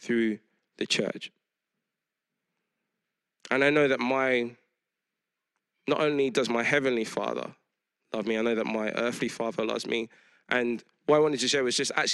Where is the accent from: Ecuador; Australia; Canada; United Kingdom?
United Kingdom; London; I grew up in East London around all kinds of people